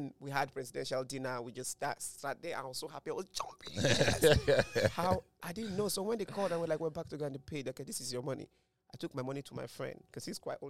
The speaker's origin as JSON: {"language": "English", "country": "Nigeria", "said": "us Nigerians"}